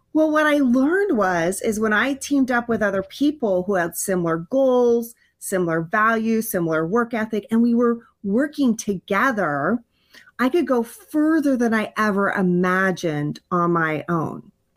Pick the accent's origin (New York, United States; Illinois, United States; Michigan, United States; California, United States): California, United States; also born or lived in Hawaii; we moved from Hawaii to California, and I had to start in a brand new school